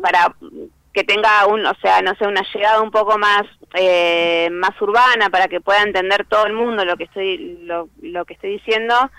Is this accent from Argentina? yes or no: yes; La Plata, Buenos Aires Province, Argentina; yo soy de La Plata